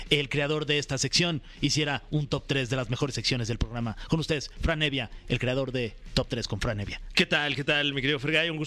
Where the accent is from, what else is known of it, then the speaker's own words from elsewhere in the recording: Mexico; pues somos mexicanos